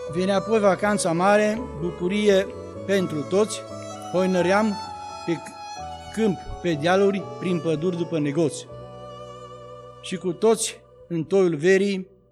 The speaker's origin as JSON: {"language": "Romanian", "town": "Țentea", "region": "Bistrița-Năsăud", "country": "Romania", "tie": "born or raised there", "moved": "yes", "said": "satul meu. Țentea se numește satul de pe plaiuri bistrițele, îndregit cum nu e altul, îmbătrânit de multă vreme. Mă amintesc de acele timpuri, când pe acolo ne jucam"}